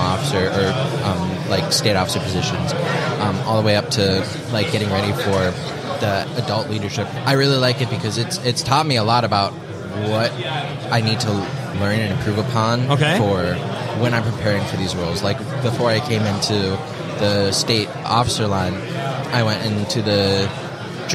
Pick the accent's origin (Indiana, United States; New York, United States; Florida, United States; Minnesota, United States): Minnesota, United States; Richfield; I grew up in Richfield, Minnesota